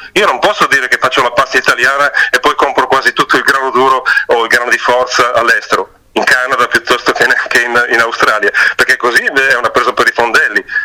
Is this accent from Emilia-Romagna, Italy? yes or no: yes; Piacenza area, Emilia-Romagna, Italy; also born or lived in Val Trebbia; io sono originario di Piacentino